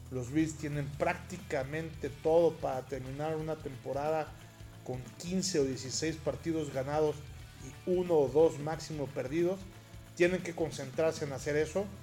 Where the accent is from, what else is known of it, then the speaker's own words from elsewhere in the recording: Mexico; sobre todo para nosotros que venimos de México